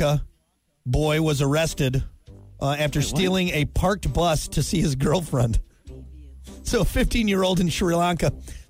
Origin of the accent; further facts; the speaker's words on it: Wisconsin, United States; Growing up in Wisconsin